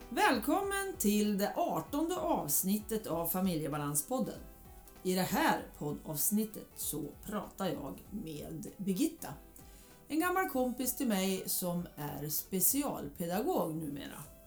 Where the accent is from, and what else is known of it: Hudiksvall, Gävleborg County, Sweden; born or raised there